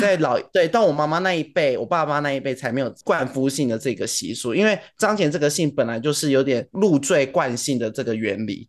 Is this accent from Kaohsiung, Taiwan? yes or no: yes; Kaohsiung, Taiwan; 住在高雄一个超乡下的地方，我在念国中之前基本上都是在田里长大的